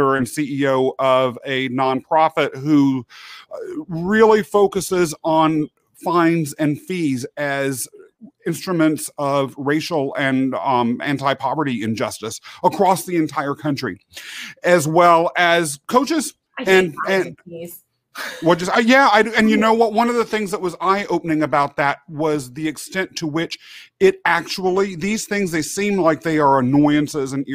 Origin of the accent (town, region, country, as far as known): Kansas, United States; born or raised there; also born or lived in England